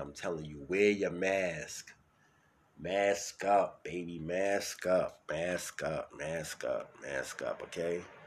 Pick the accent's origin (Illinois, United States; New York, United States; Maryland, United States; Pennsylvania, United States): New York, United States; New York City; also born or lived in Bronx; I'm from Brooklyn, New York.